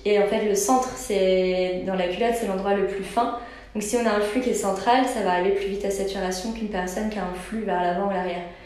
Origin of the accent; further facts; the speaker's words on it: Brittany, France; on est breton